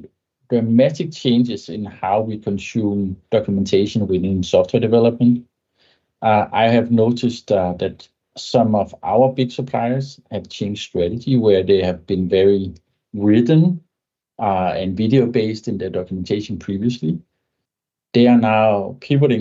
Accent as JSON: {"language": "English", "country": "Denmark", "first_language": "Danish", "second_language": "English", "said": "So my native tongue is Danish, but my business language is English."}